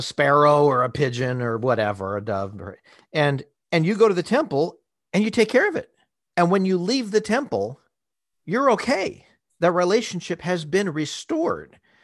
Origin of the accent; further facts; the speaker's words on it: Southern California, United States; I grew up in Southern California